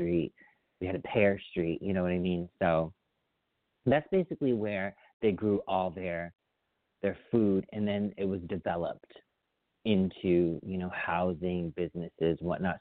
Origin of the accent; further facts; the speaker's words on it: Agawam, Massachusetts, United States; growing up, I grew up in Agawam, Mass., which is Western Mass.